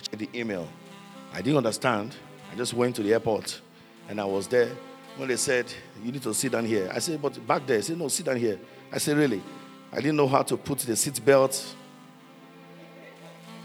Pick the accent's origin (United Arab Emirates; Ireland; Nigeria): Nigeria; now in Minnesota, United States; I said, from Nigeria